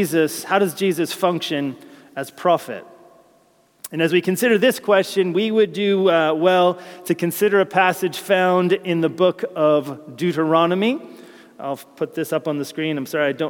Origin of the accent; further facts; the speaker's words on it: United States; moved away as an adult; now in United Kingdom; As an American